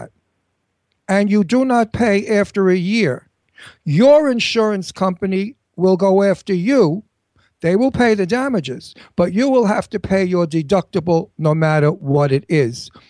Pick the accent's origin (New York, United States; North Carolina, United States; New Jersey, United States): New York, United States; New York City; I'm an Italian from Brooklyn